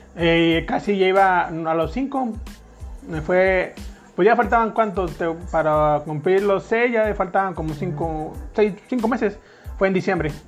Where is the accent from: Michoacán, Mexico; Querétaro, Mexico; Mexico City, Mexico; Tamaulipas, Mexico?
Tamaulipas, Mexico; Tampico; moved away as an adult; now in San Luis Potosí, Mexico; Soy de Tampico, Tamaulipas, México. Nací en una colonia que se llama, conocida como la Isla del Encanto